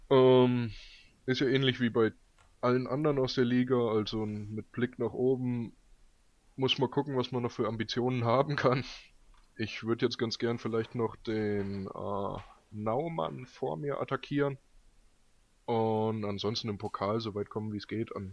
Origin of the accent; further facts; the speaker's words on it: Frankfurt, Hesse, Germany; Würde sagen, mit der Bundesliga sieht er so ähnlich aus als Frankfurter wie auch der Erik.